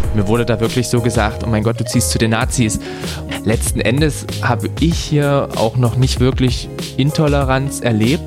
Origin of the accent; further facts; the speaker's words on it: Saxony, Germany; also born or lived in Bavaria; now in Dresden, Germany; gebürtiger Sachse, bin ein bisschen in der, ja, in Deutschland rumgekommen, bin mal kurzzeitig in Bayern gewesen